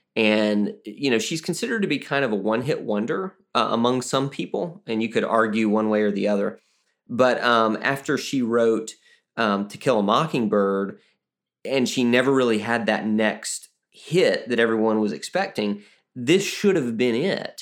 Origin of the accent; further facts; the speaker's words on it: Alabama, United States; I'm also from Alabama